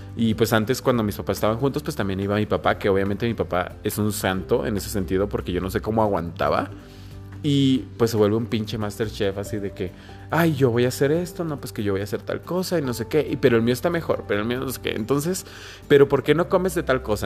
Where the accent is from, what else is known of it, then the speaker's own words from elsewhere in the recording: Mexico; como buena familia mexicana